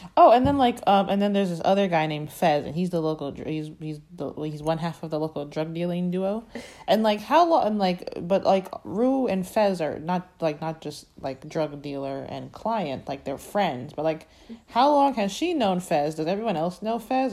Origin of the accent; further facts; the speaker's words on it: Florida, United States; I'm very proud to be from Florida